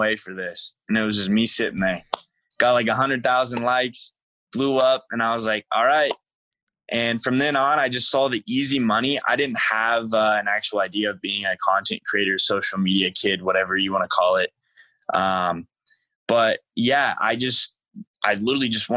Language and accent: English; United States; moved away; I grew up right on the border of Indiana and Illinois, pretty much central, but considered south